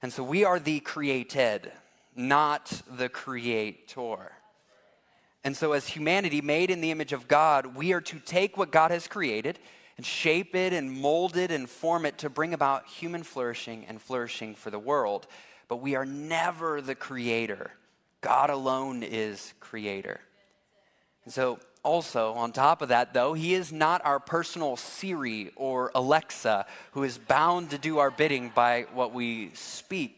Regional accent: Massillon, Ohio, United States; I grew up in Massillon, Ohio, and we love football.

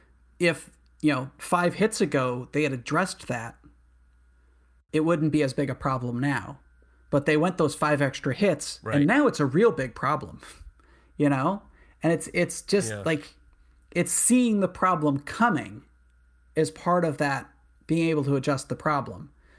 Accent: New England, United States; To be honest, I mean, I'm from New England.

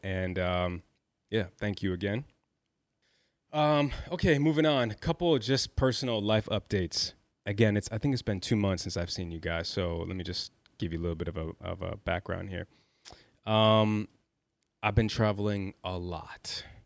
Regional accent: Chicago, Illinois, United States; also born or lived in New York; I'm a kid from Chicago. Grew up with a single mother

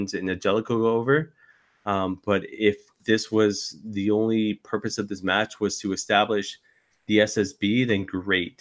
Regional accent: Canada; I'm a Canadian independent wrestling fan.

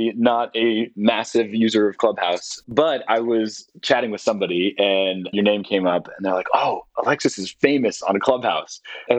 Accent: London, United Kingdom; moved away; also born or lived in San Francisco, United States; I grew up in London and I moved from San Francisco when I was 6.

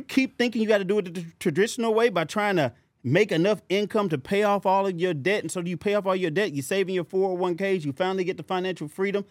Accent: St. Louis, Missouri, United States; I'm from St. Louis.

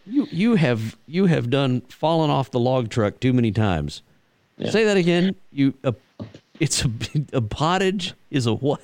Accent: Texas, United States; growing up in Texas, my my dad and a lot of the old ranchers uh, would always talk.

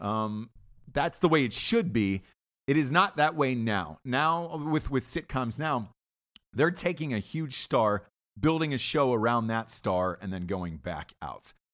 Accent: Atlanta, Georgia, United States; I grew up in Atlanta, so it was, uh, T B S was a local station for us

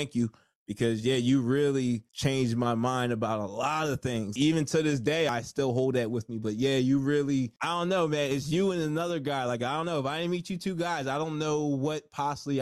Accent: New Jersey, United States; I'm from Jersey

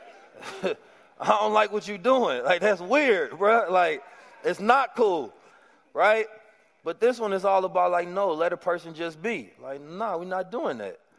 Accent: Oakland, California, United States; moved away as an adult; growing up in Oakland

